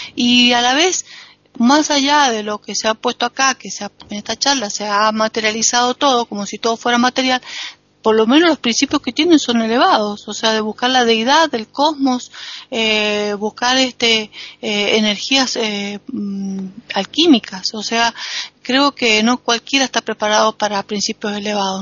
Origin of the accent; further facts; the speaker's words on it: Argentina; soy argentina